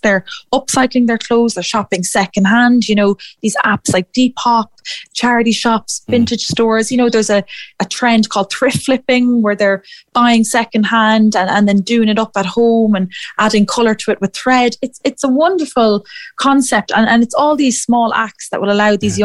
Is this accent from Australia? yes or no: no; Athlone, Leinster, Ireland; moved away as an adult; also born or lived in Edinburgh; I'm from Athlone myself